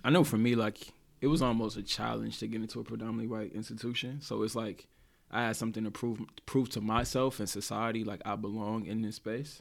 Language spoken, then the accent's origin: English; the South, United States; now in Oregon, United States; I'm from the South